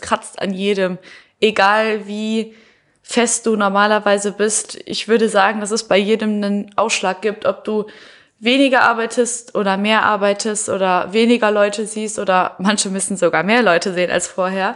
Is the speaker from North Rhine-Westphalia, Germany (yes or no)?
yes; Heinsberg, North Rhine-Westphalia, Germany; ich komme sogar noch aus Heinsberg